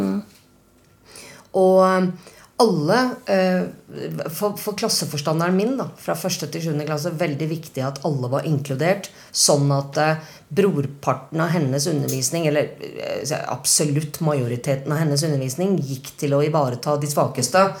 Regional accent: Norway; jeg er jo norsk

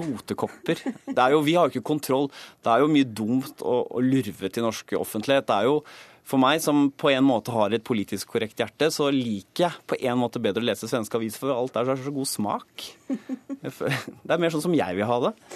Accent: Norway; vi som nordmenn

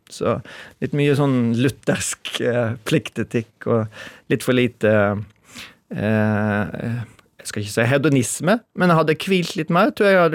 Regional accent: Skjeldal, Vestland, Norway; Da begynte det stilt og snø på Skjeldal, men var der med familien min. der jeg vokste opp.

